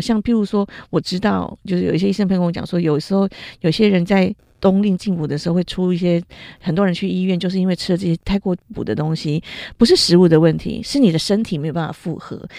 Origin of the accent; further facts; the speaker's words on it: Taiwan; 我们台湾人